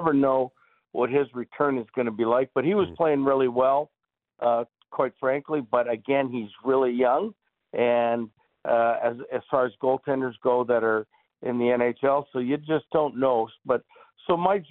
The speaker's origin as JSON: {"language": "English", "town": "Toronto", "region": "Ontario", "country": "Canada", "tie": "born or raised there", "said": "growing up in Toronto, playing for the Leafs"}